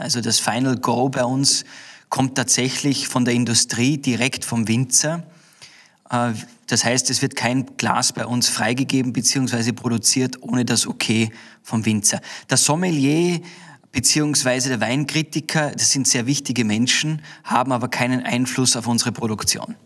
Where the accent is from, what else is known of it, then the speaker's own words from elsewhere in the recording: Austria; bei uns in Österreich